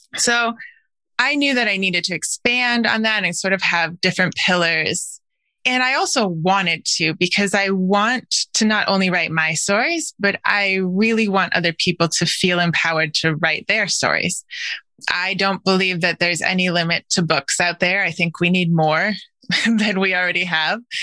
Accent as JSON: {"language": "English", "region": "Wisconsin", "country": "United States", "tie": "born or raised there", "moved": "yes", "said": "I grew up mostly in Wisconsin"}